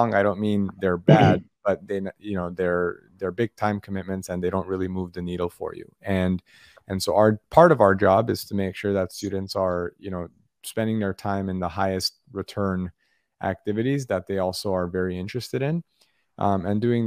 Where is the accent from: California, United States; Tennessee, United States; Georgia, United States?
California, United States; Los Angeles; now in San Diego, United States; I'm a Southern Californian, born and raised. I grew up in Los Angeles